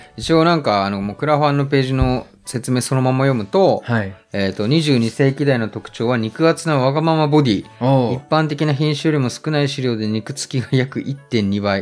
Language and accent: Japanese; Nagano, Japan; 僕長野育ちなんですけど